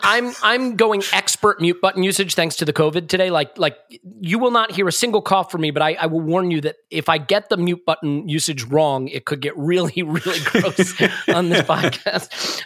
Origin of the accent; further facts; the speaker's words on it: United States; being an American